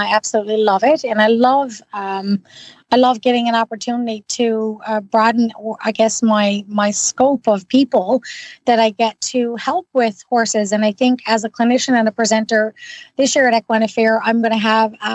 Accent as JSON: {"language": "English", "region": "Newfoundland and Labrador", "country": "Canada", "moved": "yes", "lives_now": "Ottawa, Canada", "said": "I'm originally from Newfoundland"}